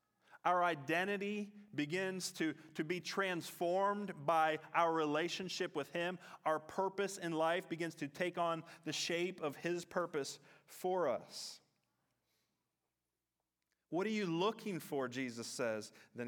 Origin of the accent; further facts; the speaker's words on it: Katanning, Western Australia, Australia; So I'm from Katanning, many of you know that, but I'm from a part of Katanning called Wick City, and that my family goes back in Wick City. That's where my grandfather grew up.